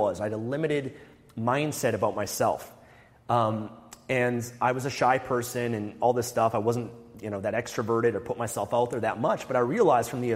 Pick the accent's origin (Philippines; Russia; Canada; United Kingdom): Canada; Vancouver, British Columbia; I'm from Vancouver, Canada